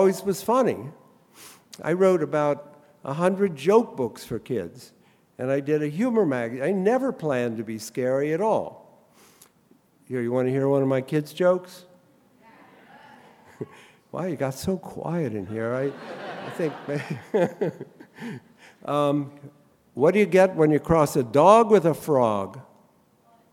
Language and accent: English; Columbus, Ohio, United States; I grew up in Columbus, Ohio